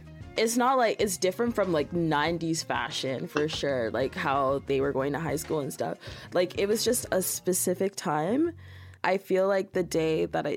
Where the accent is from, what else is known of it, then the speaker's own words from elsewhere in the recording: Brampton, Ontario, Canada; I grew up in Brampton, and it was the same.